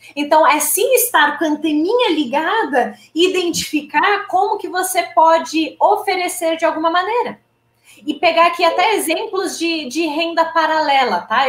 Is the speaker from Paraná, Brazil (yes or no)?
yes; interior of Paraná, Brazil; moved away; eu sou VIP, que é vim do interior do Paraná.